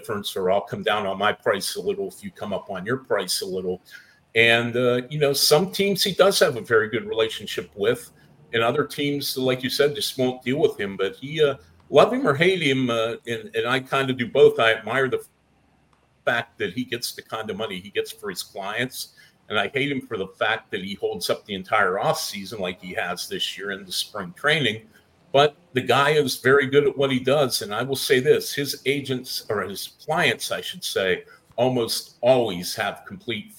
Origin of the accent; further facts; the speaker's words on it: Pittsburgh, Pennsylvania, United States; I'm from Pittsburgh